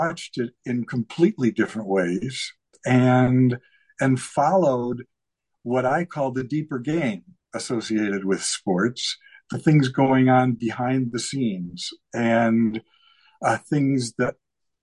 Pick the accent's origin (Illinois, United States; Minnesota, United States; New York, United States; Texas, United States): Illinois, United States; Chicago; I grew up in Chicago as the oldest of six kids in an Irish Catholic family